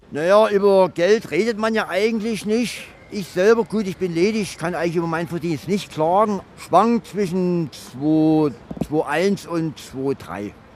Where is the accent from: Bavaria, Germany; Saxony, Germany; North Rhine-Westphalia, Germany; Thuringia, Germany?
Saxony, Germany; Riesa; moved away as an adult; now in Frankfurt, Germany; Ich komme aus Riesa, das liegt in Sachsen